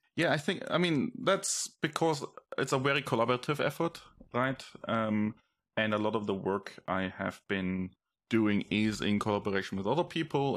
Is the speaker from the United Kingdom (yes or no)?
no; Germany; moved away as an adult; I grew up in Germany